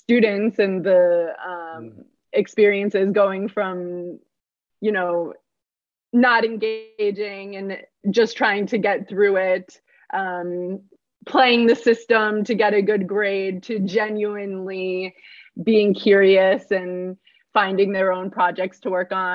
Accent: Minnesota, United States; I'm from Minnesota

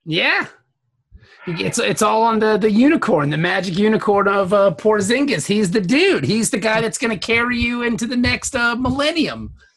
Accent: Norfolk, Virginia, United States; I grew up in Norfolk, Virginia

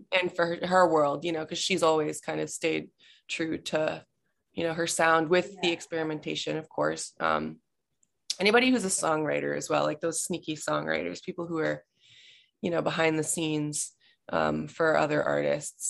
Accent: Massachusetts, United States; moved away as an adult; now in Los Angeles, United States; I am based in LA, but I'm from Massachusetts. I moved here in July of 2019

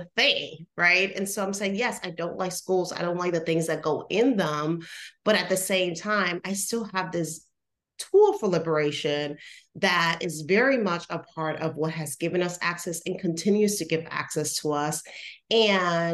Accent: Puerto Rico; moved away; I'm originally from Puerto Rico.

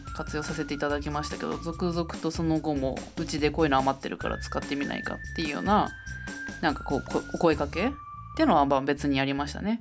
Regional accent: Tokyo, Japan; moved away as an adult; now in Tono, Japan; 東京で生まれ育ちましたけども

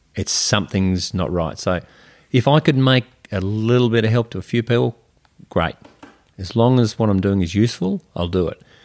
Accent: Melbourne, Victoria, Australia; I grew up in Melbourne, uh, in a bayside suburb

